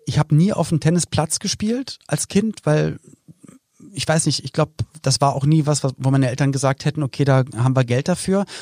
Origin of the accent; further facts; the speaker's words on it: Berlin, Germany; moved away as an adult; also born or lived in Cologne; ich bin halt in Berlin geboren worden